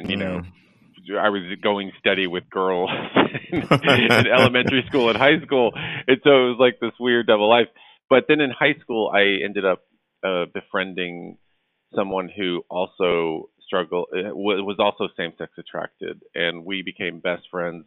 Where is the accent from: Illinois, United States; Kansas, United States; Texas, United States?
Texas, United States; Dallas; now in Los Angeles, United States; I grew up in Dallas, Texas